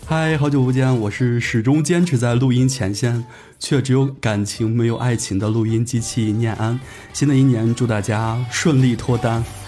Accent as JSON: {"language": "Chinese", "region": "Shaanxi", "country": "China", "accent": "Shaanxi dialect", "said": "用我们陕西话说"}